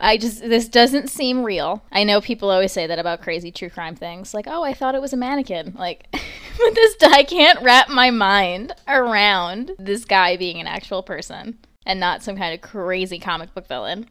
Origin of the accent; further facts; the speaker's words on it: Long Island, New York, United States; accent: Long Island; I had such a Long Island accent